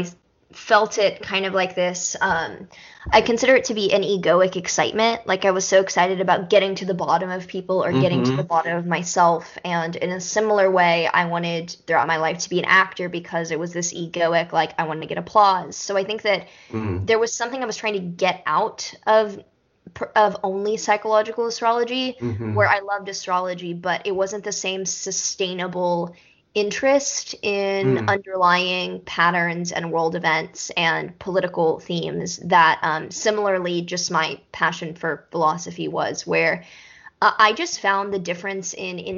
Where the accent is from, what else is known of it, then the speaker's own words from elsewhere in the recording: Texas, United States; I do speak Spanish growing up in Texas